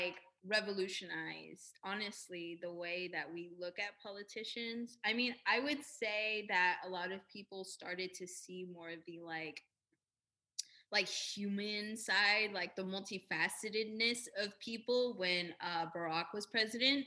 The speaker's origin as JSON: {"language": "English", "region": "Southern California", "country": "United States", "said": "I'm from Southern California"}